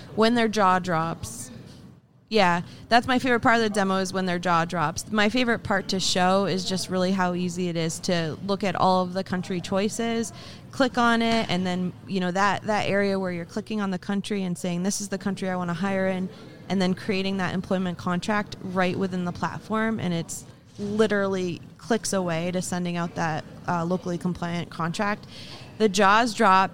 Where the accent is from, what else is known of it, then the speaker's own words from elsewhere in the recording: Vermont, United States; moved away as an adult; now in Boston area, United States; I grew up in a very, very small town in Vermont